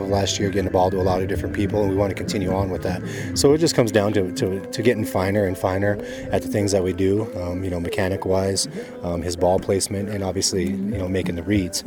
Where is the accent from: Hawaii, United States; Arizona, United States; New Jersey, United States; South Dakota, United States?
South Dakota, United States; moved away; I grew up in South Dakota